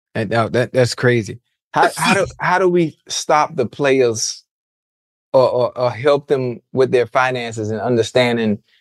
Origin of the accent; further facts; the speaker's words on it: Miami, Florida, United States; I'm from Miami. You know, you know how Miami folks are. We flashy